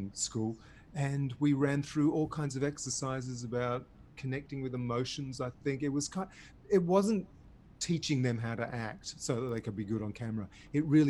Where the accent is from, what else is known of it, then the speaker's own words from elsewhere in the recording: Devon, South West England, United Kingdom; also born or lived in Berry, New South Wales, Australia; now in Australia; where I grew up in Devon, in England